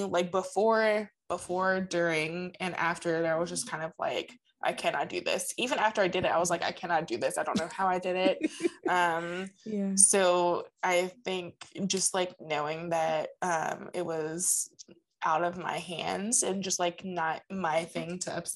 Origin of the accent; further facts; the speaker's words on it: New Jersey, United States; we grew up in New Jersey and we lived, the end of our street was like, it like led into like a bay.